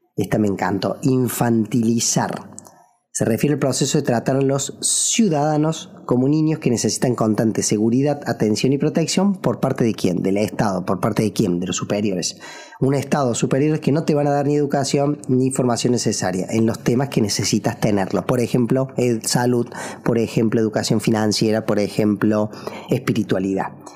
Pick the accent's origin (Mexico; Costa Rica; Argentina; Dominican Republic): Argentina; also born or lived in Córdoba; en mi país, en Argentina